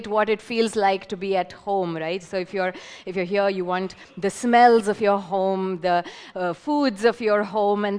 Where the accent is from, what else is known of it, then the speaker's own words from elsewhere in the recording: Hyderabad, Telangana, India; now in Pune, India; I'm from Hyderabad, but I feel more at home here